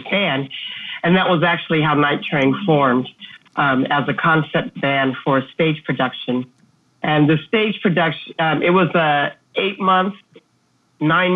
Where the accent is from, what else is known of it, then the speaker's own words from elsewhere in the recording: California, United States; now in Seattle, United States; I'm born and raised. I did live abroad. I spent some years in California. So my childhood was spent mostly in California